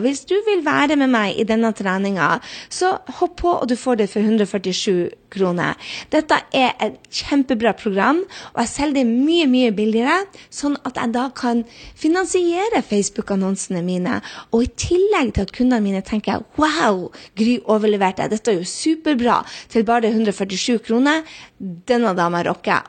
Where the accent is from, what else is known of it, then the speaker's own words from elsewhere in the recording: Northern Norway, Norway; jeg er nordlending